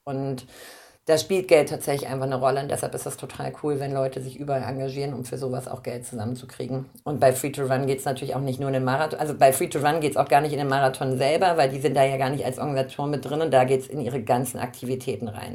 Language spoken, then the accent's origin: German; Braunschweig, Lower Saxony, Germany; ich komme aus Braunschweig, Harz ist so mein, ähm, mein Heimatmittelgebirge